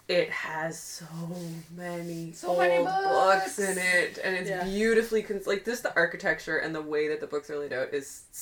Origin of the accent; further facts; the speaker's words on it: Winnipeg, Manitoba, Canada; My hometown of Winnipeg, Manitoba